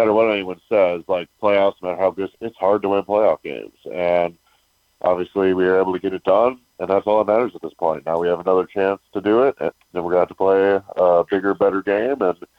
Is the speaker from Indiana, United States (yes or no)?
no; Wisconsin, United States; moved away; growing up in Wisconsin, playing at Wisconsin